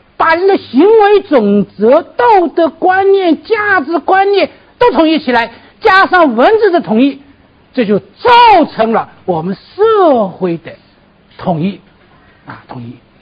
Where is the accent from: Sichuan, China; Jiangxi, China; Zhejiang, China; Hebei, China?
Zhejiang, China; 我老家就是吴语区啊，浙江啊。吴语区这个温州话听不懂，徽州话我也听不懂。我，我父亲是宁波人，母亲是温州人，我到现在听不懂我母亲的话